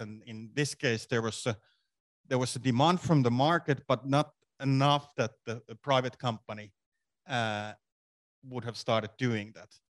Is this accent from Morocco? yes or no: no; Finland; I'm from Finland